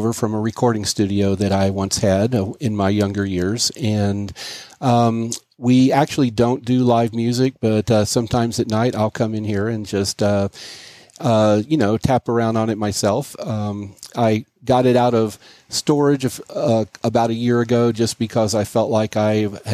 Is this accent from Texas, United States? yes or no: yes; Dallas, Texas, United States; I grew up in Dallas in a family that was in the beverage industry